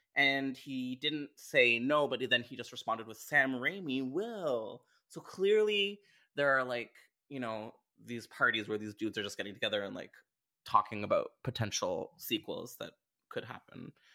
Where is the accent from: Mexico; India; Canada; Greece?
Canada; I'm Canadian.